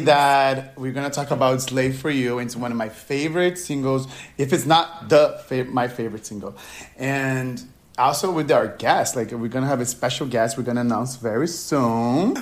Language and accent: English; Brazil; I'm from Brazil